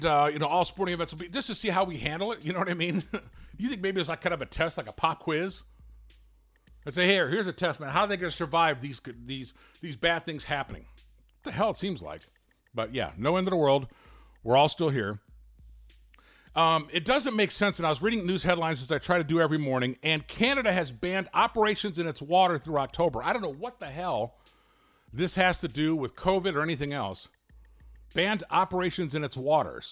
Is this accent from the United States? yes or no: yes; Gary, Indiana, United States; I'm from Gary